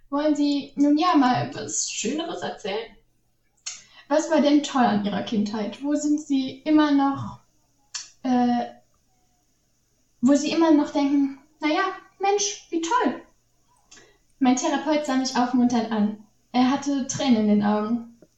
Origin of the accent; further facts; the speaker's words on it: North Korea; German is a second language; moved away as an adult; Ich bin in Nordkorea geboren und dort bis zu meinem 27. Lebensjahr geblieben.